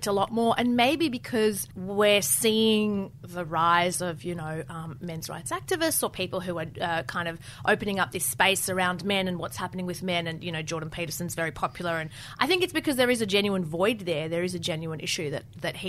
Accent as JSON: {"language": "English", "country": "Lebanon", "tie": "born or raised there", "moved": "yes", "said": "I wasn't born here. I was born in Lebanon and I grew up there"}